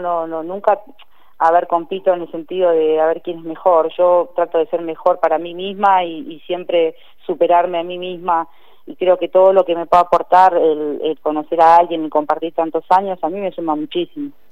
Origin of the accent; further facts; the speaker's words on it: San Fernando, Buenos Aires Province, Argentina; yo soy de San Fernando, zona norte de Gran Buenos Aires